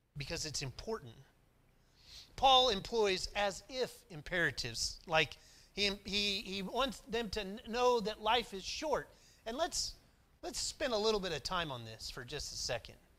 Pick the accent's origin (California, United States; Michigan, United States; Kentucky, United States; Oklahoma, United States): Oklahoma, United States; McAlester; moved away; also born or lived in Lynchburg; I grew up in Oklahoma